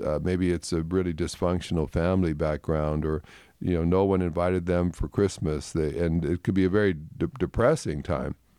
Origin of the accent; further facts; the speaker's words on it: Canada; growing up in Canada